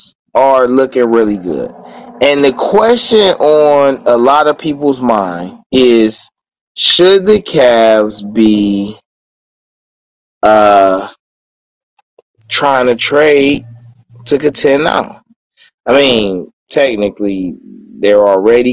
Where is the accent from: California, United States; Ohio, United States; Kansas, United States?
Ohio, United States; Cleveland; growing up in Cleveland